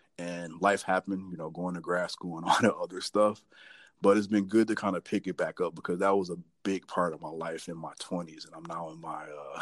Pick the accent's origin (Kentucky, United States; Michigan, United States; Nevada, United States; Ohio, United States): Michigan, United States; Detroit; moved away as an adult; now in Minneapolis, United States; Born and raised in Detroit, Michigan